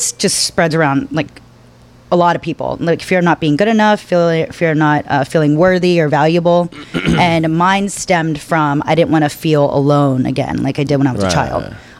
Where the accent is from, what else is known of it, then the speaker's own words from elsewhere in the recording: Pennsylvania, United States; also born or lived in Washington, D.C. / Florida / Arkansas; I grew up in Pennsylvania, kind of lived in DC for a while, went to college in Florida, back to Pennsylvania, then to DC, Arkansas for a little bit.